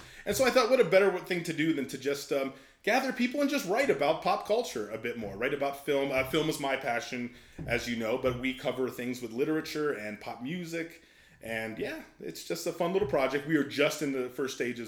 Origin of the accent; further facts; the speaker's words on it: outside Pittsburgh, Western Pennsylvania, United States; now in Colorado, United States; I was born in right outside of Pittsburgh. I'm from Pennsylvania originally, and I'm kind of spent my early salad years all throughout Western Pennsylvania